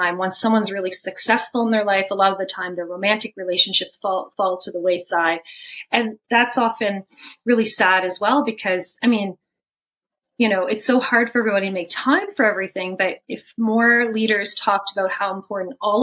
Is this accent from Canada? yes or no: yes; Canada; I'm Canadian, you know, supposed to be working in Canada